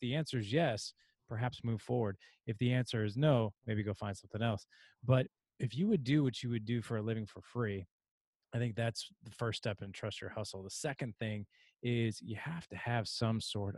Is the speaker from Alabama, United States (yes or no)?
no; St. Louis, Missouri, United States; I'm from St. Louis